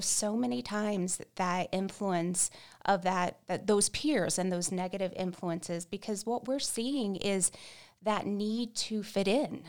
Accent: Central Florida, United States; moved away as an adult; now in Casper, United States; We're originally from Central Florida

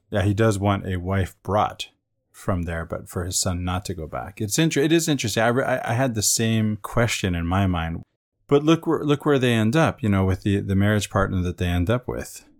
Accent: Venezuela; where I grew up in Venezuela.

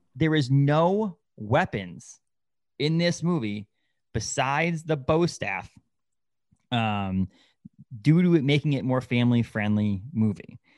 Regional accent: New England, United States; I grew up in New England

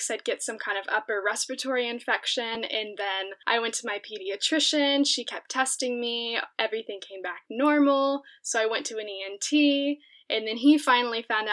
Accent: Round Rock, Texas, United States; I am practically born and raised in, it's Round Rock, Texas, but it's basically Austin, Texas.

